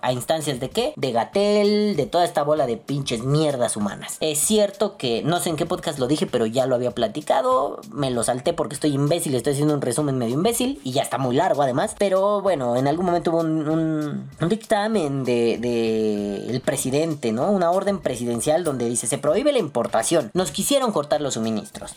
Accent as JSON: {"language": "Spanish", "country": "Mexico", "said": "como mexicanos"}